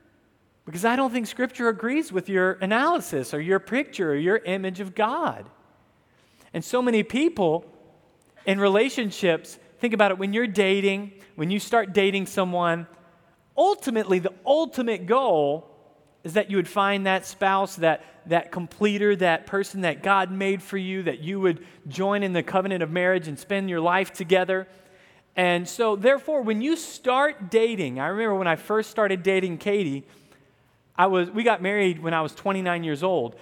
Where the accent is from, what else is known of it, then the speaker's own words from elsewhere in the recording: the South, United States; Many of you might not know I grew up in the South.